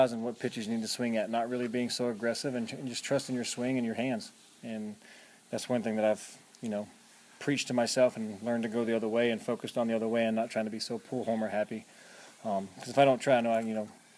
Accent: Effingham County, Georgia, United States; In Georgia, yeah, in my hometown of Effingham County.

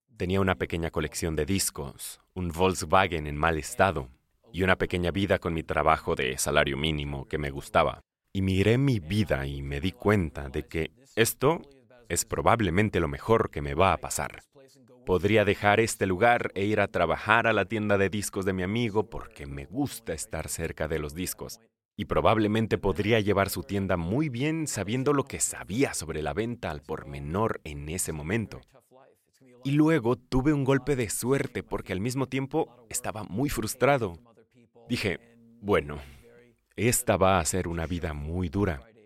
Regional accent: United States; no solo soy estadounidense americano, soy un estadounidense americanista

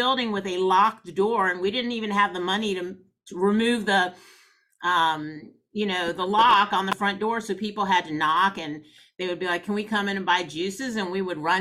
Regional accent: Atlanta, Georgia, United States; I grew up in Atlanta, never been to East Point

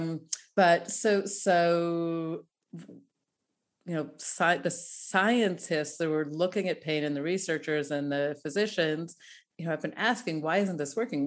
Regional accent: Denver, Colorado, United States; moved away as an adult; now in Tel Aviv, Israel; I'm Denver, uh, born, bred, and definitely a, a, a Broncos fan.

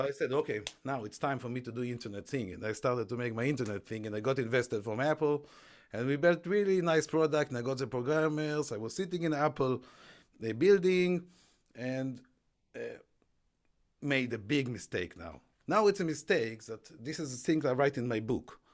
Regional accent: Israel; moved away as an adult; now in United Kingdom; I grew up in Israel

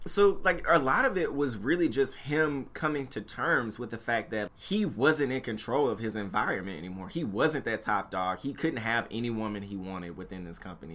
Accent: Memphis, Tennessee, United States; moved away; growing up in Memphis, Tennessee

